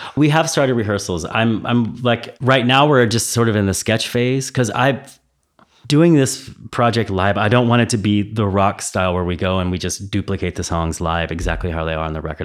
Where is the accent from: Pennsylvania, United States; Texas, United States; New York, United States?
Texas, United States; now in Berlin, Germany; I'm from Texas, so I, you know, I was born in Texas